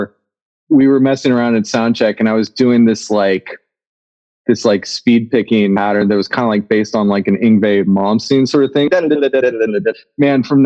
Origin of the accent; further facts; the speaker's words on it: Nebraska, United States; moved away; one of my friends that I grew up with in Nebraska